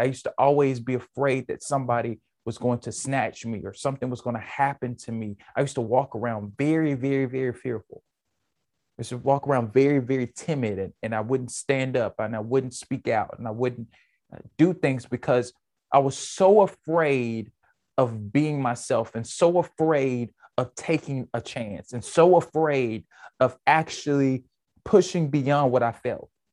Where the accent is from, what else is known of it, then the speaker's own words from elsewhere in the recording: United States; I'm an American